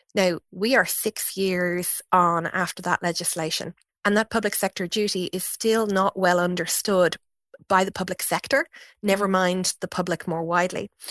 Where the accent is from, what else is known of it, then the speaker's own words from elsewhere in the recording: Fingal, Leinster, Ireland; my community growing up in Fingal was one that was you know, in lots of ways more diverse than many places across the country